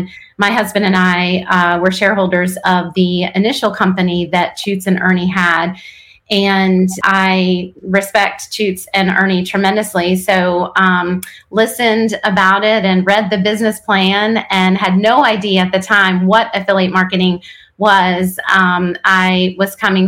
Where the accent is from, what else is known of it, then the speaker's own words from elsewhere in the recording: Wilkes-Barre, Pennsylvania, United States; now in North Carolina, United States; I was born in Wilkes-Barre, Pennsylvania.